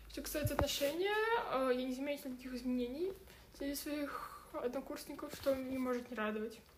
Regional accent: Russia; moved away as an adult; now in Göttingen, Germany; Я, я из России, я учусь в Германии, в Геттингене, в университете Георга Августа.

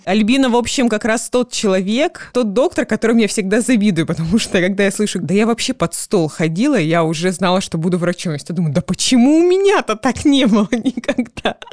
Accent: Krasnodar, Krasnodar Krai, Russia; moved away as an adult; now in Saint Petersburg, Russia; Я когда переехала с юга, мы с тобой, считай, землячки, я из Краснодара, я переехала в Санкт-Петербург

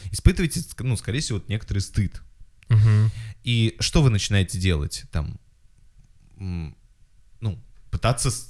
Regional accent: Kazakhstan; у людей такое представление, что я должна знать казахский, раз я казашка.

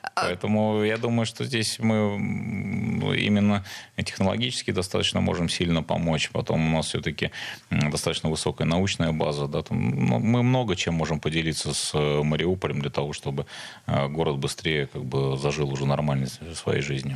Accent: Saint Petersburg, Russia; я жил в Сдержинском районе

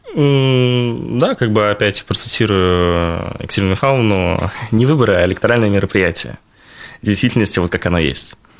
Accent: Bashkortostan, Russia

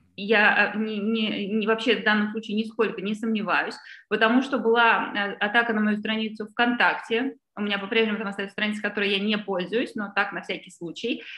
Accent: Saint Petersburg, Russia; moved away; я выросла в Петербурге

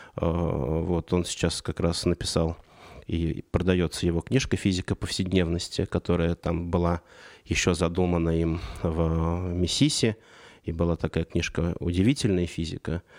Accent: Saratov Oblast, Russia; now in Moscow, Russia; я родился в Саратовской области, и переезд в Москву для 90-х это было событие.

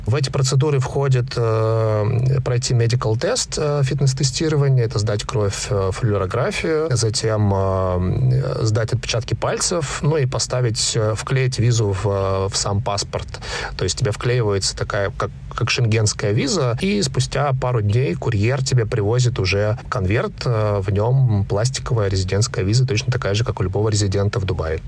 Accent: Khabarovsk, Khabarovsk Krai, Russia; also born or lived in Moscow; now in Dubai, United Arab Emirates; Я один раз в своей жизни переезжал из Дальнего Востока, где родился в Москву. Из Хабаровска. Из Хабаровска, да, я родился в Хабаровске.

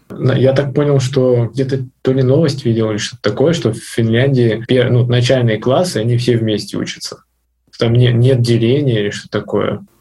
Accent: North Ossetia–Alania, Russia; я сам из Осетии, из Северной, вот, и у нас в городе стоит памятник Сталину

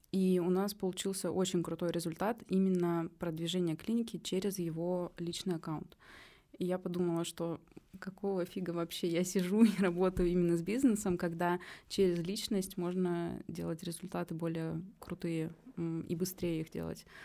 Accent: Omsk, Omsk Oblast, Russia; moved away as an adult; now in Saint Petersburg, Russia; Я переехала в Питер э, из Омска, и я тогда там только закончила универ

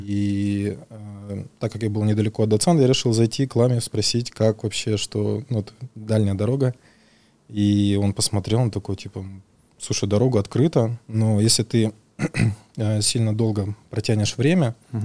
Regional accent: Buryat / Buryatia, Russia; я бурят, и, соответственно, мы буддисты, и в Бурятии у нас есть

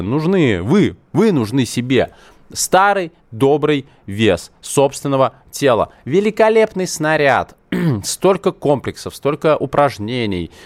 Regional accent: Moscow, Russia; я родился в Москве, у меня такое советское российское образование

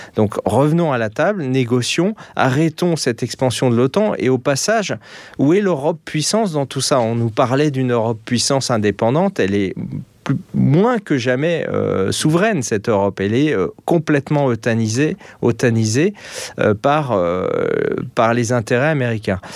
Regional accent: France; moved away as an adult; now in Austria; moi je vis en Autriche, je suis français, mais je vis en Autriche

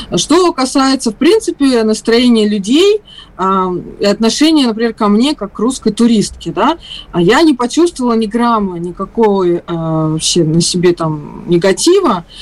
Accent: Russia; я из России

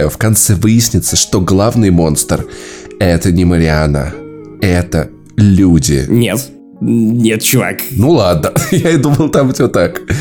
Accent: Voronezh, Voronezh Oblast, Russia; moved away; Прошу уважительно относиться и называть меня воронежанин

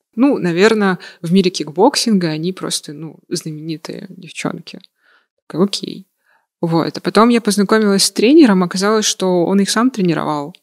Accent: Yakutia, Sakha Republic, Russia; now in Moscow, Russia; я с Якутии.

